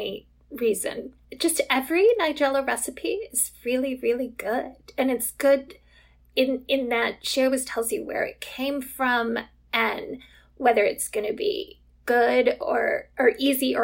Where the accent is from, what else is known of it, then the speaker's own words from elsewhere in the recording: United States; I'm American